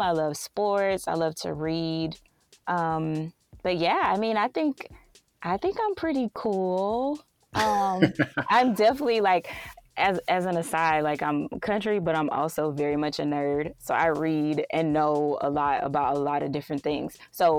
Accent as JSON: {"language": "English", "town": "Waynesboro", "region": "Georgia", "country": "United States", "tie": "born or raised there", "also_born_or_lived": "Atlanta, Georgia", "accent": "Southern", "moved": "as an adult", "lives_now": "Los Angeles, United States", "said": "I am originally born and raised in Waynesboro, Georgia"}